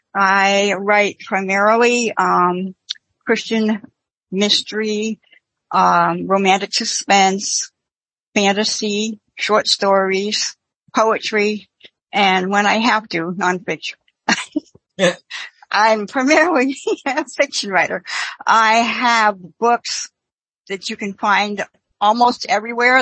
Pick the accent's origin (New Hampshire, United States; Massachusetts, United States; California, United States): New Hampshire, United States; Manchester; moved away as an adult; now in Virginia, United States; I am originally from Manchester, New Hampshire